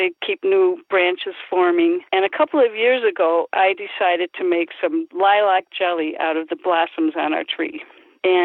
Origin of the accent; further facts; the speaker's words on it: Milwaukee, Wisconsin, United States; also born or lived in Union Grove, Wisconsin; I was born in Milwaukee, came to Union Grove, and when we got married, I came to the city here with my husband